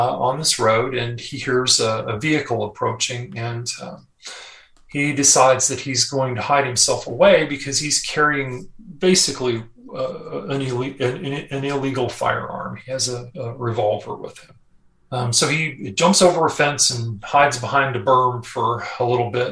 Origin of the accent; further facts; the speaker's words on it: Texas, United States; moved away; this old boy, you can tell I'm from Texas originally